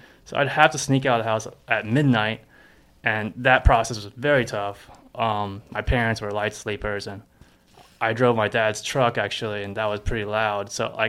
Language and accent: English; Texas, United States; From Texas.